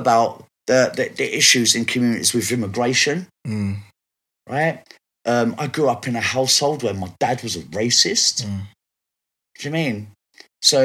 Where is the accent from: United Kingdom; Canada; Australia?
United Kingdom; London; Bricky girl. I was born in Shakespeare Road in Brixton.